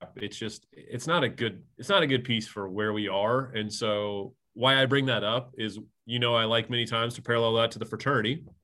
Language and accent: English; Indiana, United States; growing up in a small town in Indiana